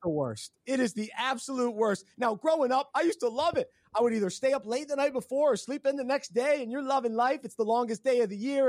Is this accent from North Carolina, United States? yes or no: yes; Charlotte, North Carolina, United States; I lived my whole life in Charlotte since I was six. So I'm a Southerner. I'm a true Southerner